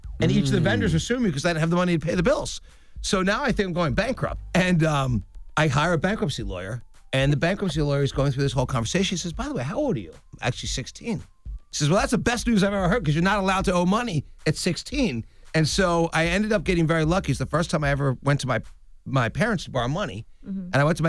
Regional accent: Pennsylvania, United States; Yeah, suburban Philadelphia.

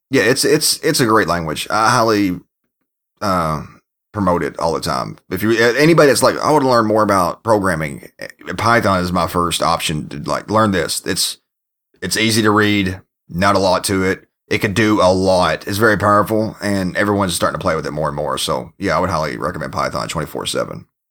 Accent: Kentucky, United States; moved away; my home state of Kentucky

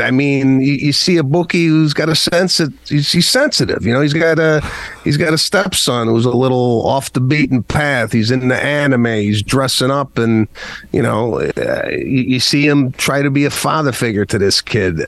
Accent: Arlington Heights, Illinois, United States; growing up in Arlington Heights, Illinois

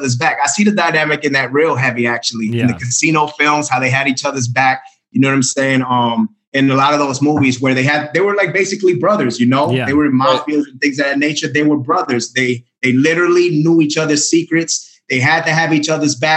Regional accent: Florida, United States; being a Florida guy

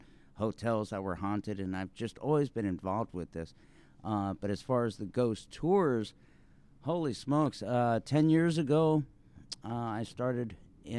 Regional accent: Webster, Texas, United States; I was born in Webster back in 77

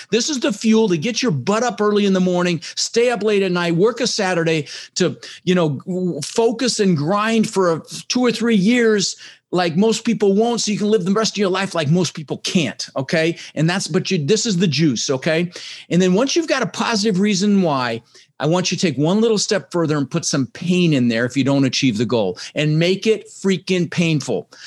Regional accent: Denver, Colorado, United States; also born or lived in Netherlands; I immigrated to this country when I was six years old with my brother Albert, my mother's Vantje. I was born in the Netherlands in Holland, you know, wooden shoes and windmills. And and we ended up in Denver, Colorado, and we didn't have much

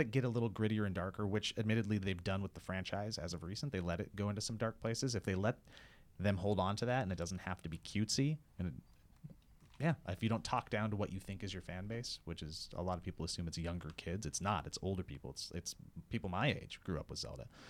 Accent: United States; I'm American and I didn't grow up watching soccer

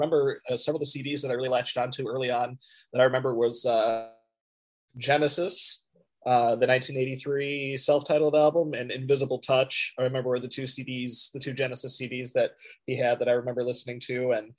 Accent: Midwest, United States; also born or lived in Minnesota / Michigan / Omaha, Nebraska / Montgomery, Alabama; I was born in Minnesota and lived in Michigan for a good part of my life. Also lived in Omaha, Nebraska for a little while, and I even lived in Montgomery, Alabama for a little while. But for the most part, you know, I'm a Midwest guy

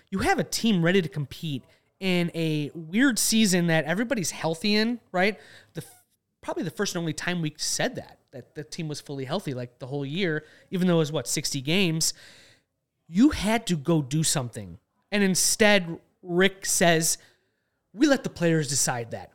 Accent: Skokie, Illinois, United States; growing up in Skokie as a Sox fan

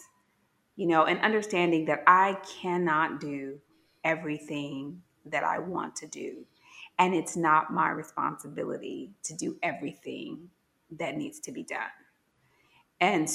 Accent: Gary, Indiana, United States; moved away as an adult; I'm from Gary, Indiana, very urban.

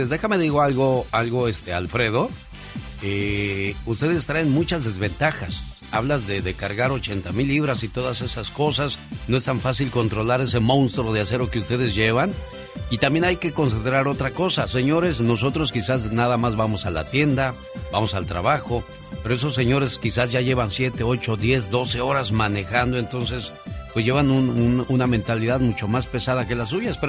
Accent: Noria de Molinos, Zacatecas, Mexico; moved away; porque un día salí de Zacatecas, de la Noria del Molino. Pero Zacatecas de la Noria del Molino nunca salió de mí.

